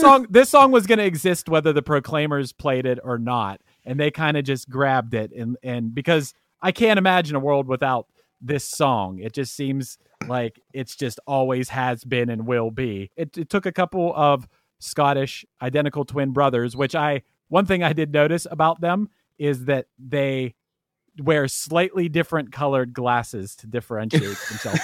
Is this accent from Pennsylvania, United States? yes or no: yes; Pittsburgh, Pennsylvania, United States; I'm from Pittsburgh